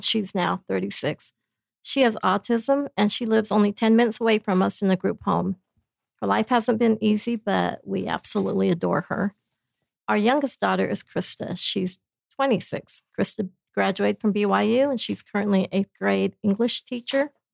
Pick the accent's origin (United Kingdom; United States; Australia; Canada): United States; Blackfoot, Idaho; now in Princeton, United States; I'm originally from Blackfoot, Idaho, but my parents came from China, and we were the only Chinese family in the entire town, so it was a kind of a interesting childhood there